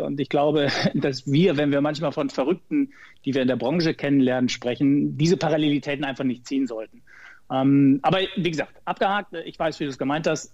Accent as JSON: {"language": "German", "town": "Ottfingen", "region": "North Rhine-Westphalia", "country": "Germany", "tie": "born or raised there", "said": "gebürtiger Sauerländer aus Ottfingen im Sauerland, kleines Dorf"}